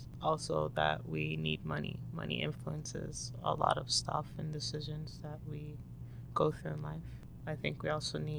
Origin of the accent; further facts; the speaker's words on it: Toronto, Ontario, Canada; I was born in Toronto, Canada.